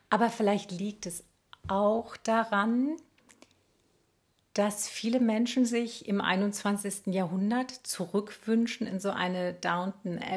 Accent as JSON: {"language": "German", "town": "Munich", "region": "Bavaria", "country": "Germany", "said": "Also hier bei uns in München"}